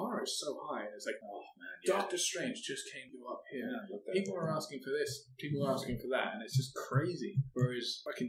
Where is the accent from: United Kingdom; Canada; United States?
United Kingdom; being British.